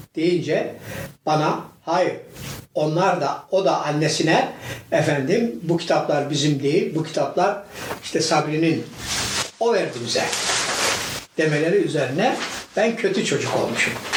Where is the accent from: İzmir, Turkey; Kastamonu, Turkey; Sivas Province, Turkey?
Sivas Province, Turkey; Divriği; now in Istanbul, Turkey; Divriğinin Kırkgöz köyünde doğmuşum.